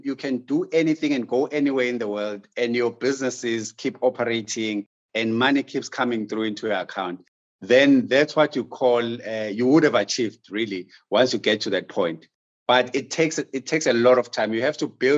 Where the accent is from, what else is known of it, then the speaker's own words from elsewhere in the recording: South Africa; as a South African business person